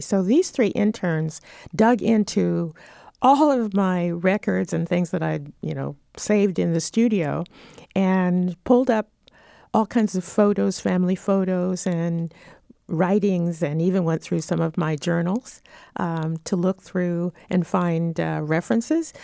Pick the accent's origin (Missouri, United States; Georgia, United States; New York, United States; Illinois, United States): Missouri, United States; St. Louis; I was born in Saint Louis